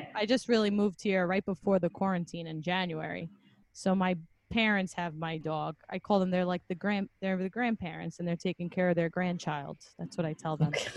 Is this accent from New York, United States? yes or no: yes; New York, United States; We're both from New York